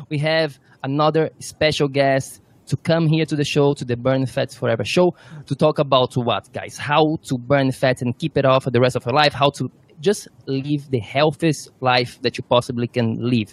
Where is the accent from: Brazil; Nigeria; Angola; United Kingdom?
Brazil; now in New York, United States; I'm from Brazil.